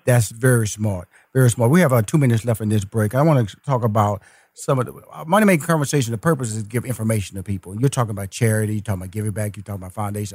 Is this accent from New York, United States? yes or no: no; Houston, Texas, United States; I'm, am a Texas boy. I'm from Houston, Texas